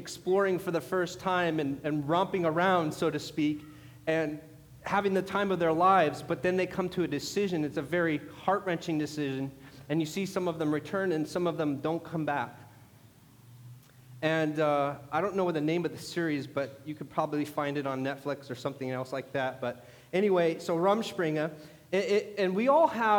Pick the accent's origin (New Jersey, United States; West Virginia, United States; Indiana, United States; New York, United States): Indiana, United States; Warsaw; near my hometown, near Warsaw, Indiana. That's where I grew up